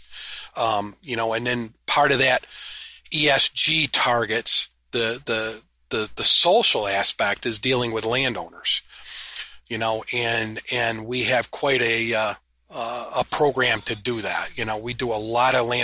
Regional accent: upstate New York, United States; we're from upstate New York

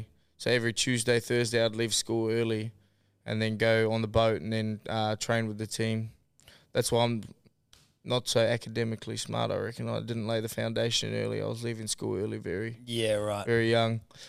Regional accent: Waiheke, Auckland, New Zealand; So, it's North Island, but it's called the Hauraki Gulf. It's like a half an hour boat ride, 35-minute boat ride from Auckland.

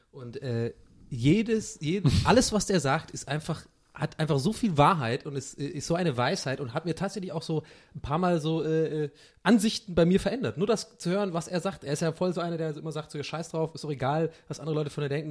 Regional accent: Ireland; als Ire

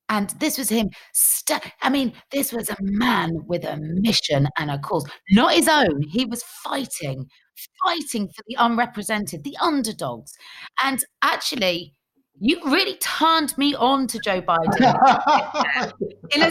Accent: United Kingdom; I was raised in Thatcher's Britain

